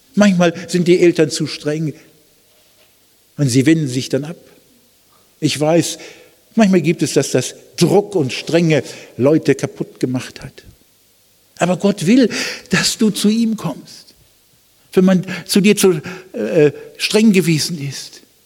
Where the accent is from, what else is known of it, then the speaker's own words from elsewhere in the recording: Germany; als Deutsche